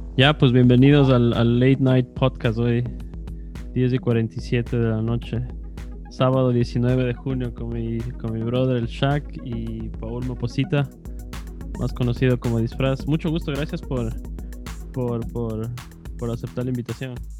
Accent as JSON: {"language": "Spanish", "town": "Quito", "region": "Pichincha", "country": "Ecuador", "tie": "born or raised there", "also_born_or_lived": "Europe", "moved": "yes", "said": "crecí en los 90 en Quito, entonces en el norte"}